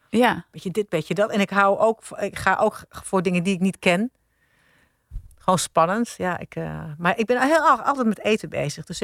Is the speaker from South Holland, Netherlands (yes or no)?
yes; Gouda, South Holland, Netherlands; born there; ik ben in Gouda geboren. Ik ben er niet opgegroeid verder. Maar ik ben in het ziekenhuis daar geboren.